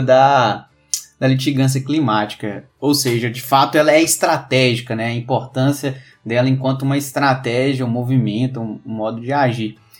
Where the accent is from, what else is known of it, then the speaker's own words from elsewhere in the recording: Minas Gerais, Brazil; Eu sou mineiro